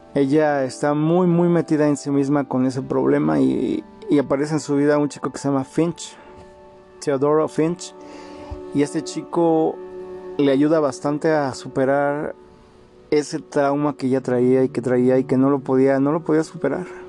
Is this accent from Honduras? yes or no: no; Mexico; como mexicanos